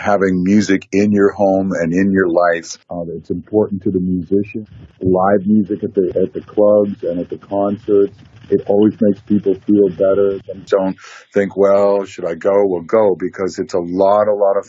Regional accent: California, United States; I was born and raised in California, and I do love California. I've traveled the whole world, but I am a native Californian

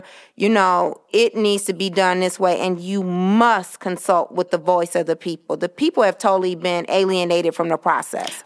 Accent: Detroit, Michigan, United States; native Detroiter, uh, born and raised on the West Side District, City Council District Two.

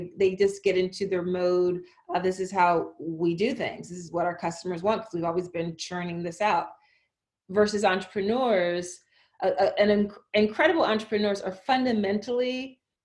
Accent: Philadelphia, Pennsylvania, United States; I grew up in Philadelphia, Philly public library system

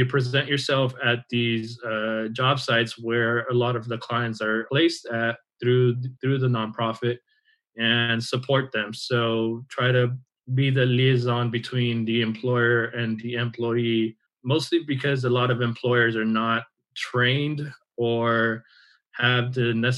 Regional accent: Orange County, California, United States; moved away as an adult; now in Santa Cruz, United States; I'm actually originally from Orange County.

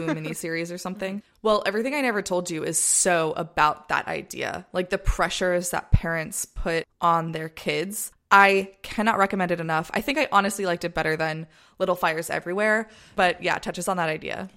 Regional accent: United States; when I was growing up in the States.

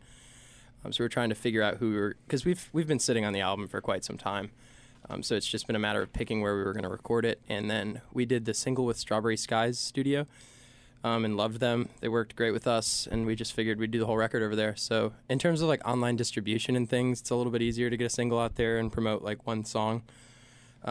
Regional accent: Laurens, the Upstate, South Carolina, United States; moved away as an adult; now in Columbia, United States; I'm from Lawrence, the upstate

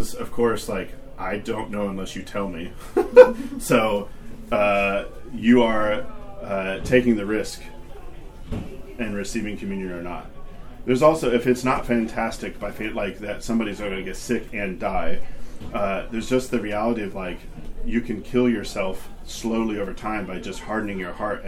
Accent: Arkansas, United States; being 9 years old in a pew in Arkansas

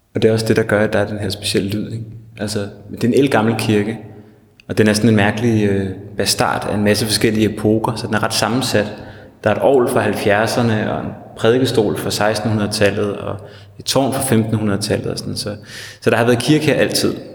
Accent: Hellerup, Capital Region of Denmark, Denmark; der, hvor jeg voksede op i, i Hellerup

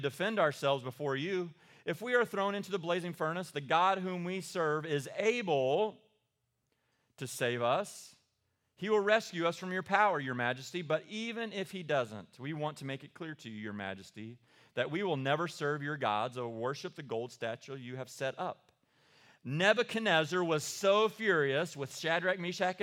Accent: Eastern Kentucky, United States; I am from Eastern Kentucky

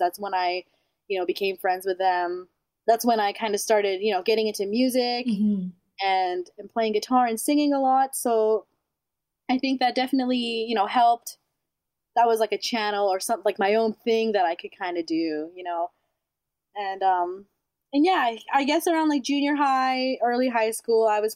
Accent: St. Albert, Alberta, Canada; also born or lived in Manila, Philippines / Chicago, United States / Edmonton, Canada; I grew up mostly in St. Albert.

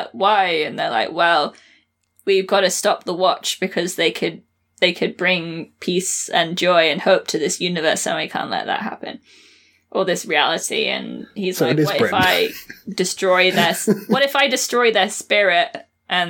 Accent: United Kingdom

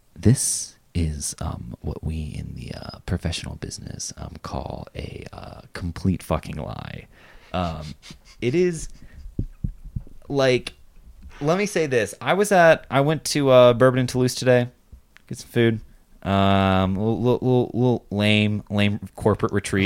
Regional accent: Lexington, Kentucky, United States; moved away; I'm from Lexington, Kentucky

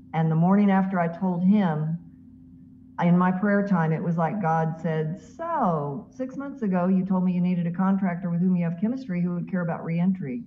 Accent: Mascot, Tennessee, United States; moved away; my hometown where I grew up of Mascot, Tennessee

